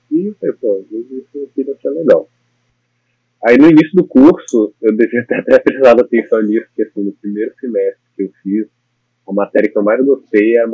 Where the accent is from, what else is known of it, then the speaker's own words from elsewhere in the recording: Brasília, Federal District, Brazil; moved away as an adult; now in New York, United States; Eu sou de Brasília, nasci, morei boa parte da minha vida lá.